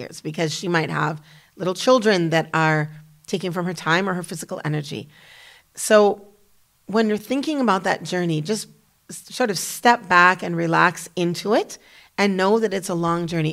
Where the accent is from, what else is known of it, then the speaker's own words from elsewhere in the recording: United States; moved away as an adult; also born or lived in Damascus, Syria / Kuwait / Malaysia; as an American woman